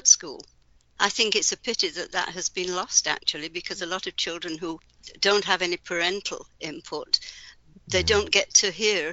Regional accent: Yorkshire and the Humber, United Kingdom; I grew up in Yorkshire, in England

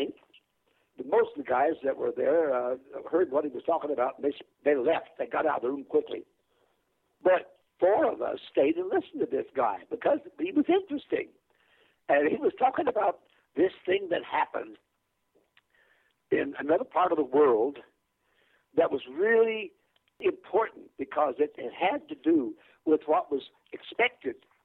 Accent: Chanute, Kansas, United States; moved away as an adult; also born or lived in New York / Michigan; I was born and raised in Kansas

